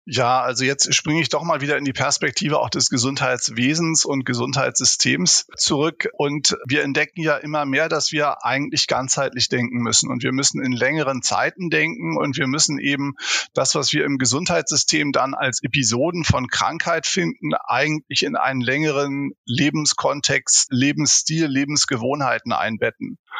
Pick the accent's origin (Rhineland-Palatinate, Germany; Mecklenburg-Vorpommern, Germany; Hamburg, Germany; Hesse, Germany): Hamburg, Germany; now in Heidelberg, Germany; wissen wir beide als Hamburger